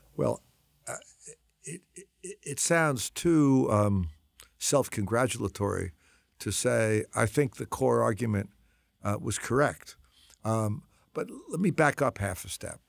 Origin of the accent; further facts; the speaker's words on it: New York City, New York, United States; moved away as an adult; also born or lived in Washington Heights, Manhattan / Chicago; I'm a New Yorker. Um, I love New York. I was, grew up mostly in Brooklyn